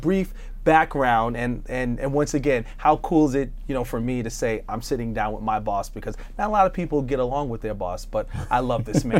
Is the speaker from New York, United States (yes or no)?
yes; Long Island, New York, United States; now in Cleveland, United States; a kid growing up in Long Island